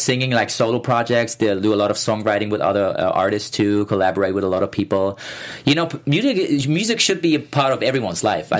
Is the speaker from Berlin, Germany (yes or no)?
yes; Berlin, Germany; English is a second language; moved away as an adult; now in Los Angeles, United States; I'm from Berlin.